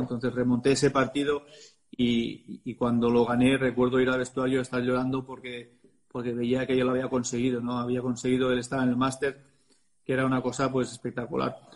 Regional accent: Barcelona, Catalonia, Spain; es mi club, desde los 14 años que soy del club del Real Club de Tenis Barcelona

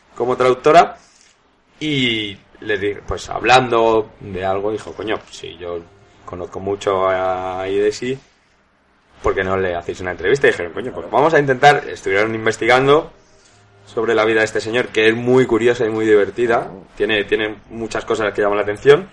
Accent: Spain; siendo español

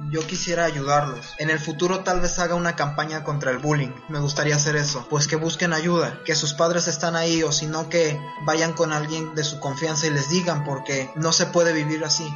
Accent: Veracruz, Mexico; soy de Veracruz

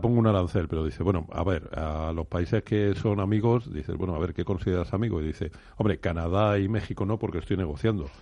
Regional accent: Community of Madrid, Spain; yo como madrileño me, me alegro muchísimo, porque además soy residente

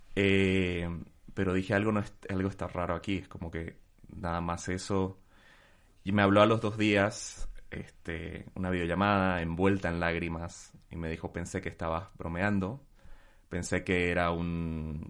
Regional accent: Bolivia; moved away; desde que me fui de Bolivia

